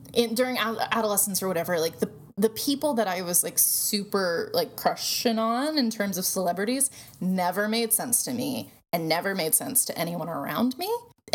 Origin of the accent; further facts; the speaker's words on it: Tennessee, United States; growing up in Tennessee